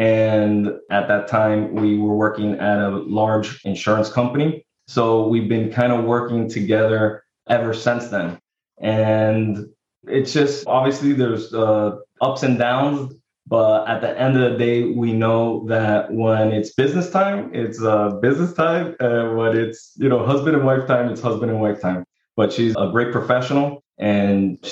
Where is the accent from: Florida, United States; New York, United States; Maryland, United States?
Florida, United States; Miami; I'm from Miami, Florida